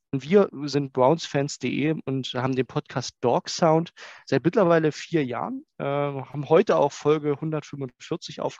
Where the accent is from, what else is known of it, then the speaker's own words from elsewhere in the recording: Saxony, Germany; Ja, ihr habt schon gesagt, Mike, ich komme äh, aus der Nähe von Dresden